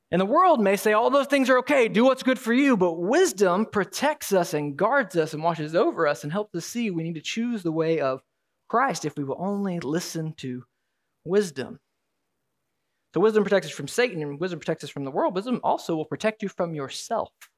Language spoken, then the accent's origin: English; Alabama, United States; You'll have to pardon the accent. I am from Alabama.